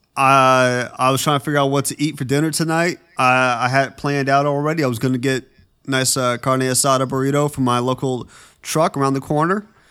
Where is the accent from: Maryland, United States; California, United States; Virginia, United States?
California, United States; Petaluma; now in Los Angeles, United States; my hometown, Petaluma